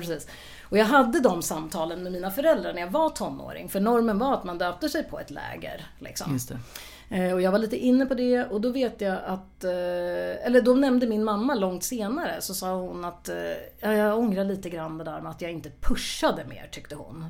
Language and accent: Swedish; Örebro, Örebro County, Sweden; jag är ju född och uppvuxen i Örebro